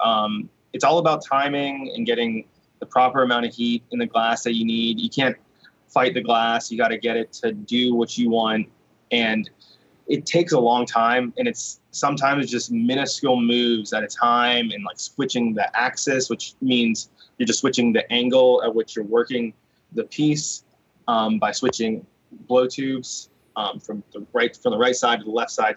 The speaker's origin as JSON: {"language": "English", "town": "Wheeling", "region": "West Virginia", "country": "United States", "tie": "born or raised there", "said": "growing up in Wheeling"}